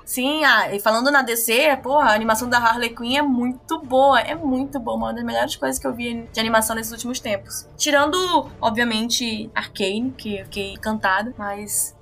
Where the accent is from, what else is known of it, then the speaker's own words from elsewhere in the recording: Manaus, Amazonas, Brazil; now in São Paulo, Brazil; quando eu tô aqui em São Paulo, né, obviamente, meu sotaque, cultura, jeito de falar, tudo, as pessoas identificam logo que eu não sou daqui, e quando eu tô em Manaus, os meus amigos já estão me chamando de paulista